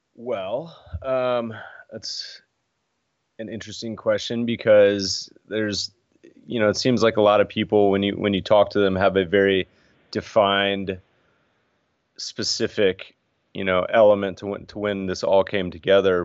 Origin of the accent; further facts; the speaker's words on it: Colorado, United States; also born or lived in Winston-Salem, North Carolina; now in California, United States; grew up mostly in Colorado, little North Carolina